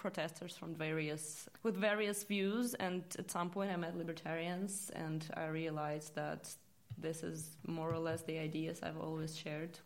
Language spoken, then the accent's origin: English; Russia; moved away as an adult; now in London, United Kingdom; I come from Russia